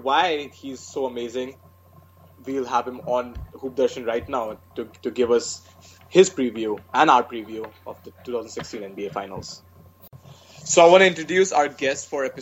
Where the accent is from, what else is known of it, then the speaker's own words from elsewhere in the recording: India; moved away as an adult; now in United States; growing up in India